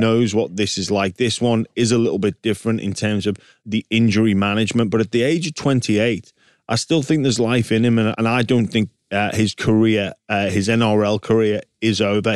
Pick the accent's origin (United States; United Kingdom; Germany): United Kingdom; England; now in Australia; me, as an Englishman